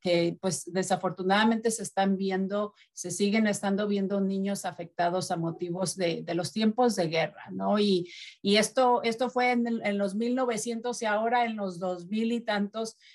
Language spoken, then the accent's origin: Spanish; Mexico; moved away; de mi país, que es de México